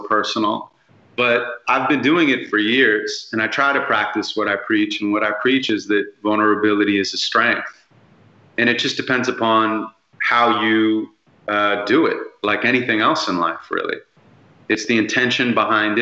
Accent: Santa Monica, California, United States; I grew up in Santa Monica

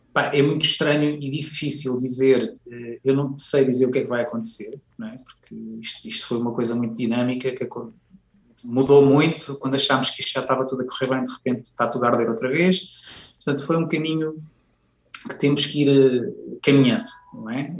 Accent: Viseu, Centro, Portugal; na altura vivia em, em Viseu, que é a minha cidade natal

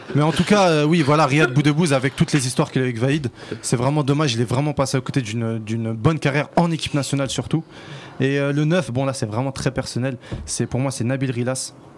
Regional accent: Constantine Province, Algeria; chez nous à Constantine

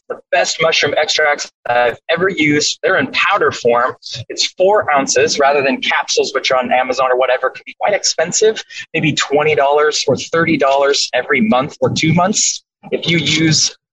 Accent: Washington, United States; moved away; I'm from Washington State. I'm back here for 2 weeks

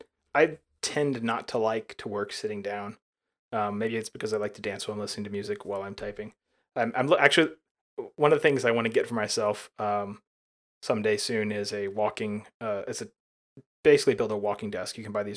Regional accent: Alabama, United States; You know, when I was growing up in Alabama, we did not have, we never bought cable at my parents' house.

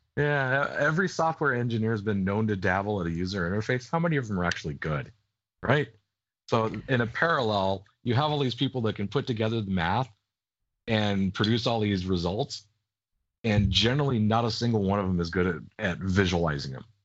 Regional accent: United States; I'm American, not English

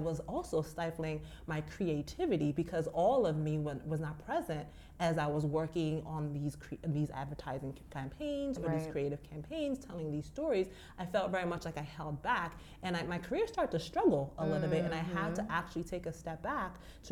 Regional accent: Maryland, United States; moved away as an adult; now in New York, United States; I hail from Maryland

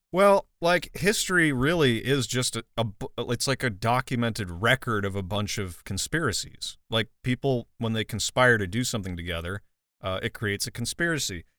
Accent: Midwest, United States; where I was raised in the Midwest

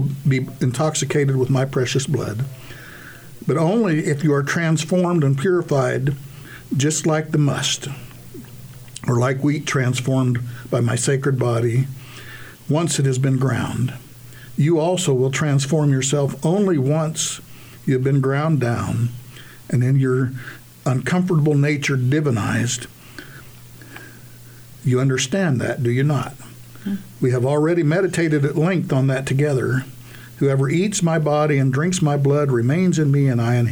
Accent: United States; As American soldiers

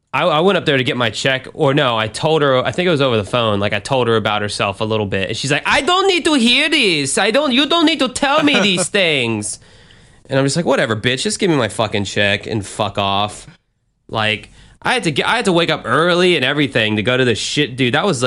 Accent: Chicago, Illinois, United States; I know I'm from Chicago, but who the hell puts tomatoes and pickles on a fucking hot dog?

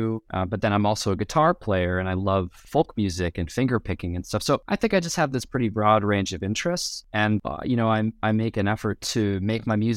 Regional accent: Los Angeles, California, United States; moved away as an adult; also born or lived in New York; now in Chicago, United States; I grew up in Los Angeles, and then I moved across the country to the East Coast to study music production at NYU

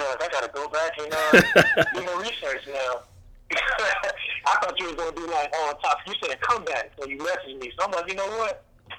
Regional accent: the South, United States; Yeah, I'm from the South, so, like, that just wasn't cool in the South.

